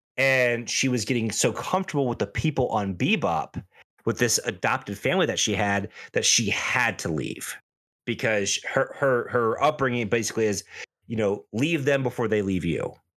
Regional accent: United States; especially as an American viewer

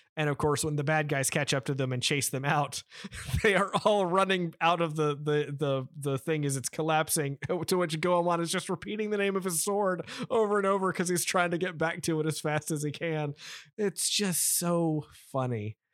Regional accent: United States; we are from America

